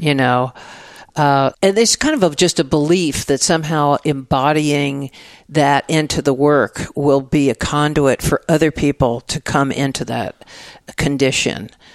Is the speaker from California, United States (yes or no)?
no; Dallas, Texas, United States; moved away as an adult; also born or lived in San Francisco / New York; now in Austin, United States; I grew up in Dallas, Texas, so mm-hmm. in the suburbs